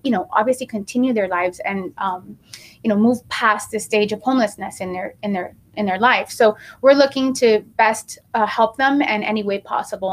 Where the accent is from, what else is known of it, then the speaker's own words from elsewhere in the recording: Miami, Florida, United States; also born or lived in New York; I was raised in Miami. I came at the age of five